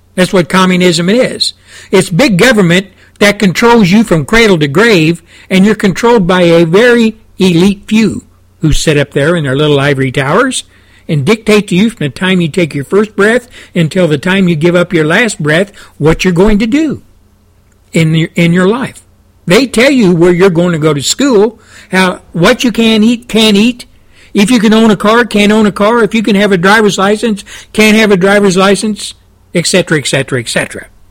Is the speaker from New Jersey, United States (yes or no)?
no; Texas, United States; I came from Texas. I came from the Midwest, Southwest, South